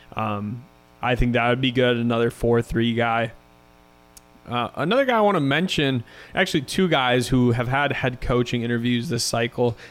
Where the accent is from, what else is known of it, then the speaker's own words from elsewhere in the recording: Chicago, Illinois, United States; living in Chicago for as long, growing up in Chicago